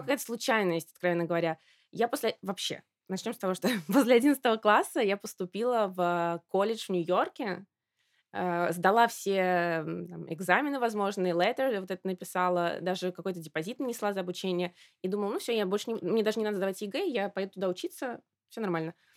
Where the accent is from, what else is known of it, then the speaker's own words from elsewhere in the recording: Samara, Samara Oblast, Russia; moved away as an adult; also born or lived in Moscow / Milan; я из Самары